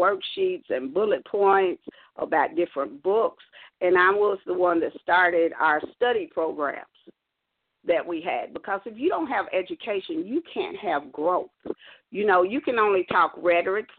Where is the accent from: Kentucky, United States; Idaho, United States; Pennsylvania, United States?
Kentucky, United States; also born or lived in South Carolina; When I came back from South Carolina to Kentucky